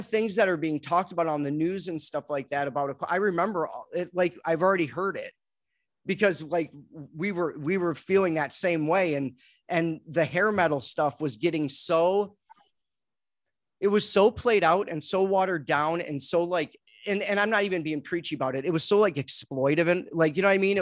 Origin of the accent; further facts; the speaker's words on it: Detroit, Michigan, United States; I was living in Michigan. I'm from Detroit